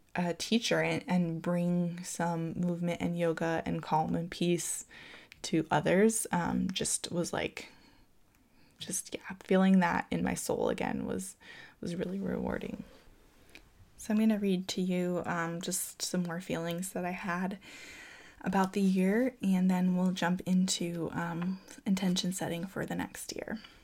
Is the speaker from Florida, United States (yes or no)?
yes; Florida, United States; now in California, United States; growing up in Florida, it just rained all the time there